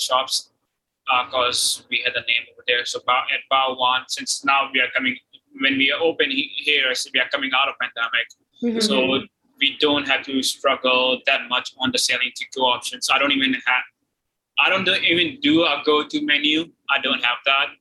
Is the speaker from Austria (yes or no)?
yes; Austria; moved away; also born or lived in United Kingdom; I grew up in Austria